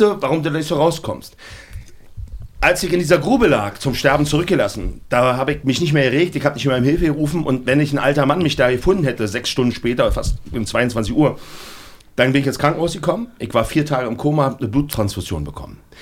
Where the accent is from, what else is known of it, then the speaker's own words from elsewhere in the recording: Berlin, Germany; Ich komme aus Berlin-Neukölln